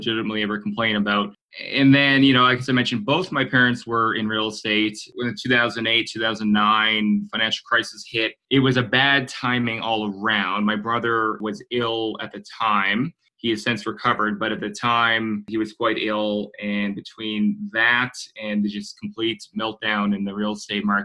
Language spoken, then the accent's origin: English; Halifax, Nova Scotia, Canada; moved away as an adult; also born or lived in Guelph, Ontario; I grew up in Halifax, Nova Scotia.